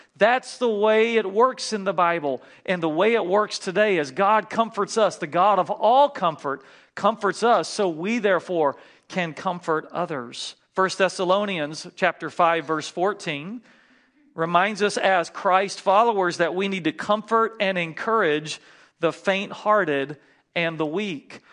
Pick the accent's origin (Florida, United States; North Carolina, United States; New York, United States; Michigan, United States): North Carolina, United States; moved away; flying home back to North Carolina to see my family, and I really wanted to see my grandmother, and you can tell I'm from the South